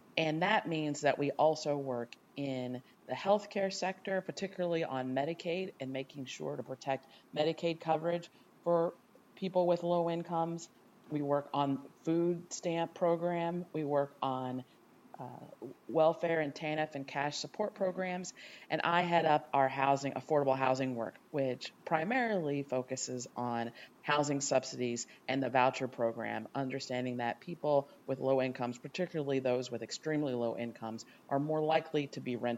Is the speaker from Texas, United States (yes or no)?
yes; Texas, United States; also born or lived in Ohio / Dallas, Texas; I was born in Ohio, but grew up in Texas. I lived the first 2.5 years of my life in a low-income housing project in Dallas